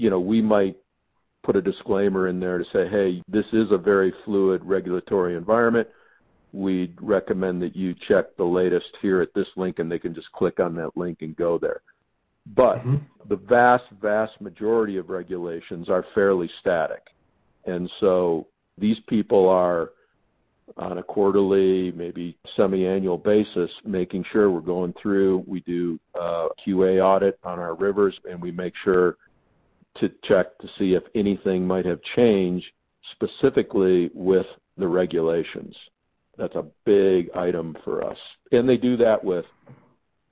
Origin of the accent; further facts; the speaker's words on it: Michigan, United States; I grew up in Michigan